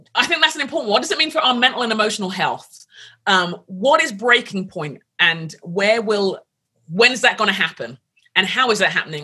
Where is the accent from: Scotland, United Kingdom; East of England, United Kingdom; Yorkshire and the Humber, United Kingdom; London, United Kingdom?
London, United Kingdom; moved away as an adult; now in United States; I grew up in London